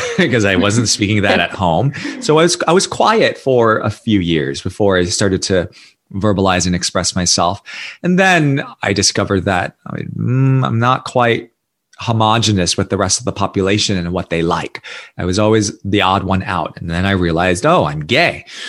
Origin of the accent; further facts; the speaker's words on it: New York City, New York, United States; accent: American; moved away as an adult; also born or lived in Singapore / India; I was born and raised in New York City to an immigrant family